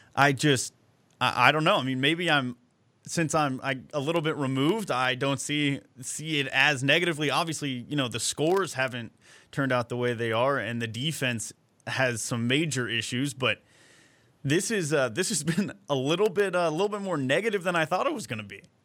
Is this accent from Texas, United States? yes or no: yes; Dallas, Texas, United States; I'm from the Dallas area